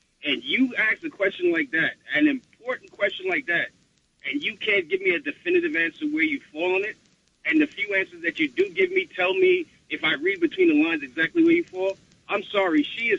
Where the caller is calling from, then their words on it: New York City, New York, United States; I'm calling from the Bronx